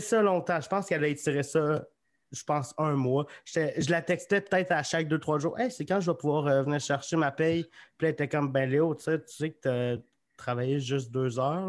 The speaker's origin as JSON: {"language": "French", "town": "Magog", "region": "Quebec", "country": "Canada", "lives_now": "Sherbrooke, Canada", "said": "je viens de Magog"}